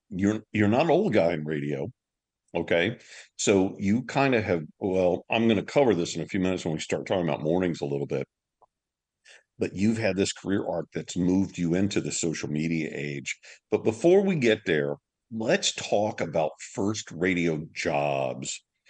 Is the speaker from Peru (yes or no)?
no; Louisiana, United States; I am from Louisiana, yes.